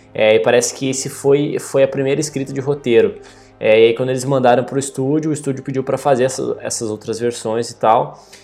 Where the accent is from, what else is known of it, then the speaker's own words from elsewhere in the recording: Brazil; a gente é brasileiro